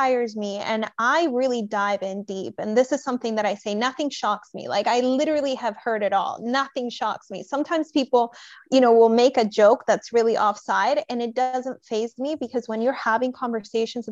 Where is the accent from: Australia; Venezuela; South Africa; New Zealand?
Venezuela; I'm originally from Venezuela and my dad's Scottish